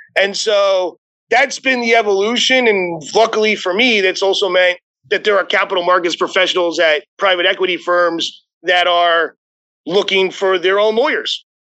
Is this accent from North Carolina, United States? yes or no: no; Arizona, United States; moved away as an adult; also born or lived in New York; I grew up in Arizona, went to undergrad at University of Arizona